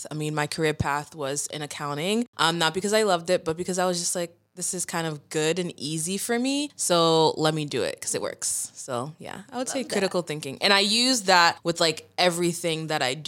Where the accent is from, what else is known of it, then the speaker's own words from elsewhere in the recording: Brockton, Massachusetts, United States; also born or lived in Boston, Massachusetts; now in Brooklyn, United States; I'm from Brockton, Massachusetts, born in Boston, Massachusetts